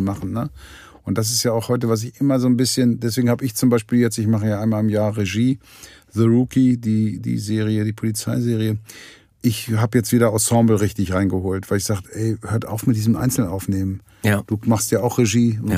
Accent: the West, West Germany, Germany; ich bin ja nun hier im Westen groß geworden

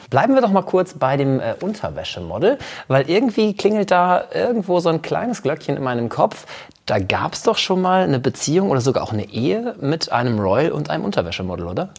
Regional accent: Münster, North Rhine-Westphalia, Germany; Isebrand aus Münster kommt quasi aus meiner Heimat

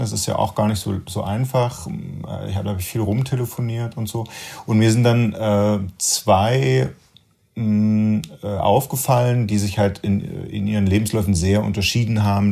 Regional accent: Germany; als Deutscher und als Nachgeborener

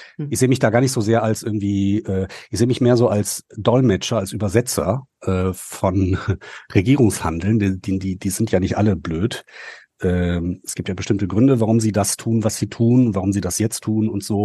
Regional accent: North Rhine-Westphalia, Germany; bei uns in Nordrhein-Westfalen

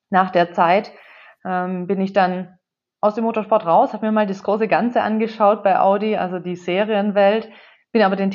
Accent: Baden-Württemberg, Germany; Wo komme ich her? Ähm, wenn wir ganz vorne anfangen, ich bin aufgewachsen in einem kleinen Dorf bei Heilbronn

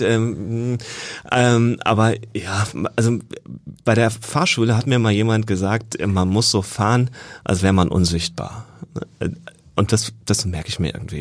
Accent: Northern Germany, Germany; moved away as an adult; also born or lived in Jena / Lübeck; Ich komme aus Norddeutschland eigentlich

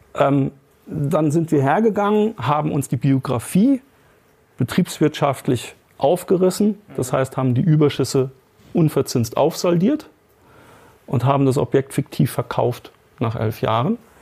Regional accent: Germany; bei uns in Deutschland

